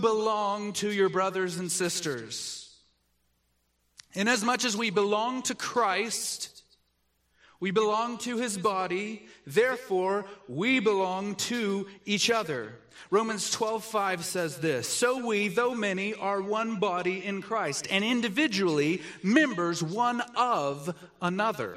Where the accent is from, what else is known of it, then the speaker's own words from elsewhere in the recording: the South, United States; I grew up in the South